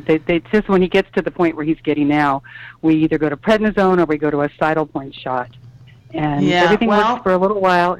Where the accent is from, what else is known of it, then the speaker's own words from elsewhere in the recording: California, United States; It's like, I'm from the Bay Area.